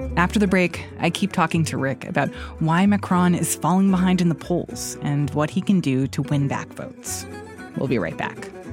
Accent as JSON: {"language": "English", "country": "United States", "said": "as an American"}